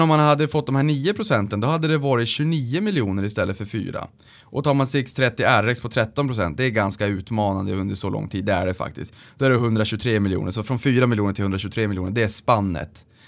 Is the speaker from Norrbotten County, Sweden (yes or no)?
yes; Luleå, Norrbotten County, Sweden; moved away; uppe i, i Luleå där vi kommer ifrån